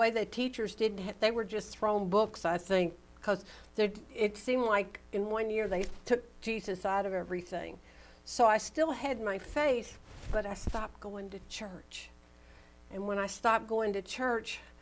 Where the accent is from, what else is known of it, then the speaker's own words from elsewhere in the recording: the Baptist Belt, Southern United States, United States; growing up in the Baptist Belt